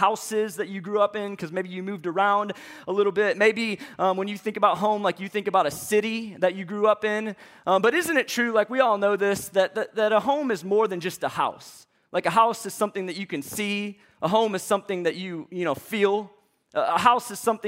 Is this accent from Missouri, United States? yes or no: yes; St. Louis, Missouri, United States; moved away as an adult; now in Atlanta, United States; I'm from St. Louis, Missouri.